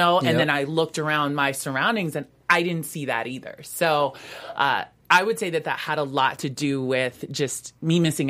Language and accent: English; Pacific Northwest, United States; also born or lived in West Coast; I grew up on the West Coast, primarily in the Pacific Northwest, and there wasn't a lot of people there that looked like me.